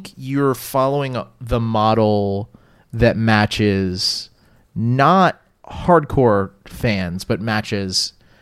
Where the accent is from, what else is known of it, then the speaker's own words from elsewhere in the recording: New Orleans, Louisiana, United States; I have retained fandom for my local, my hometown teams